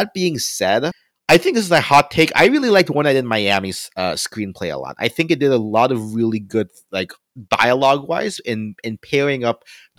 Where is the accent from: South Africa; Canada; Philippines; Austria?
Philippines; I'm not of Indian heritage, I'm Filipino, but there's also like a lot of parallels between, you know, having spent some time growing up in the Philippines